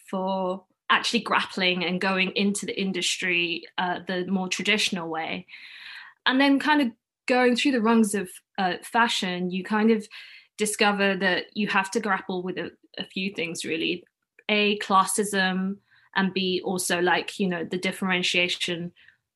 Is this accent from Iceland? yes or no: no; London, United Kingdom; first language Cantonese; English is a second language; So I was born in London, raised in London. I've never lived anywhere else.